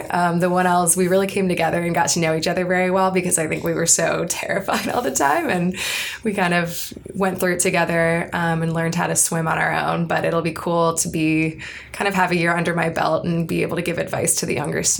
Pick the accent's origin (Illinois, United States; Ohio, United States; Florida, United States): Ohio, United States; Cleveland; moved away as an adult; I'm from Cleveland, Ohio